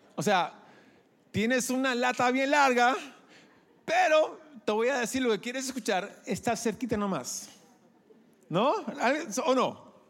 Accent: Peru; quizás soy gringo por fuera, pero por dentro soy más peruano que Atahualpa. ¿Ya? Yo crecí aquí, soy producto peruano

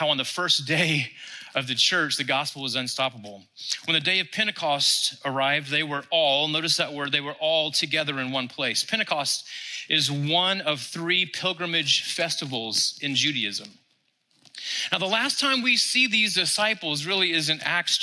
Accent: Texas, United States; we're from Texas

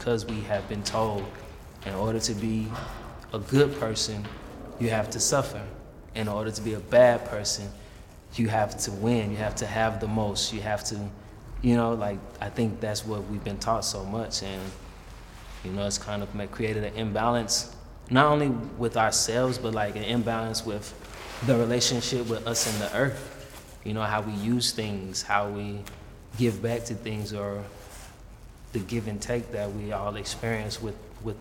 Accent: Atlanta, Georgia, United States; Growing up in Atlanta, I was always around black people

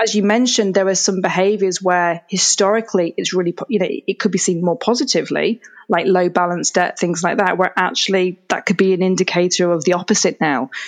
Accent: England, United Kingdom; moved away as an adult; now in Canada; I'm originally from England, which you can probably hear from my accent. So my family and I moved over to Canada, kind of middle of 2017

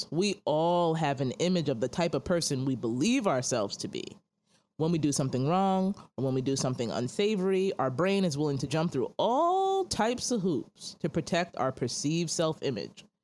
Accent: New York City, New York, United States; moved away; also born or lived in Texas / St. Louis; we're brother and sister in Christ. We grew up in Brooklyn, New York. I'm still living in Brooklyn, but I serve in the Bronx.

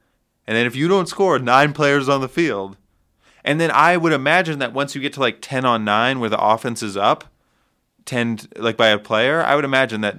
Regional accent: Connecticut, United States; I'm not from New York. I'm from Connecticut.

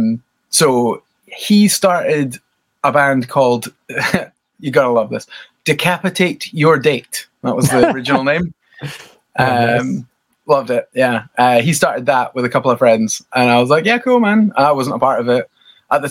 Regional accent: Scotland, United Kingdom; from a little town like 40 miles out. Yeah. So it's tiny. It's famous for golf of all things

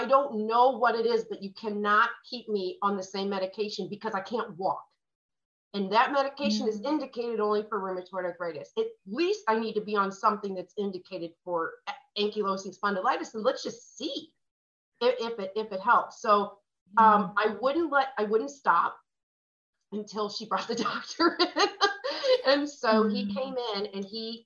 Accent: St. Louis, Missouri, United States; moved away as an adult; also born or lived in Los Angeles, California / Phoenix, Arizona; I'm from St. Louis

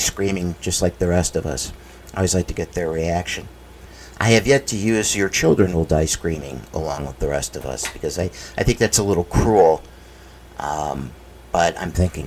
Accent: United States; I can speak for Americans.

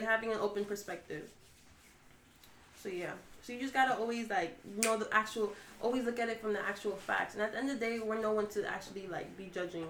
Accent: New York City, New York, United States; I'm from New York City.

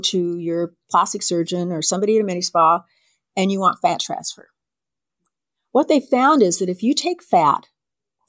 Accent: San Diego, California, United States; I was born in San Diego at Mercy Hospital. And when my parents took me home, they took me home to a rural area of San Diego.

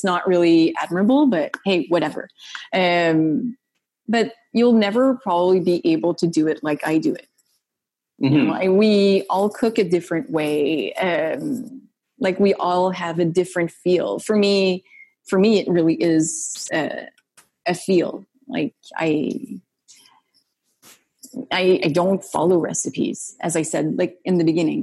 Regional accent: Gatineau, Quebec, Canada; I was sometimes asked to do jokes about Gatineau. I was, they ridiculed like my accent sometimes

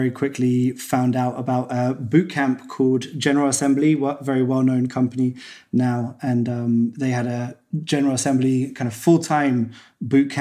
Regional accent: Cambridge, East of England, United Kingdom; I was back in my hometown, Cambridge in England.

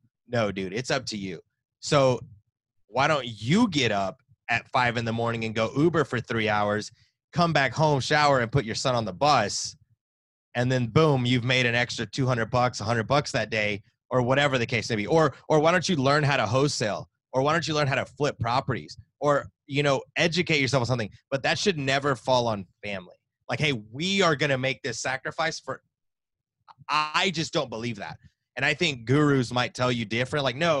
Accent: the South, United States; Come on, I'm born and raised in the South. Come on now.

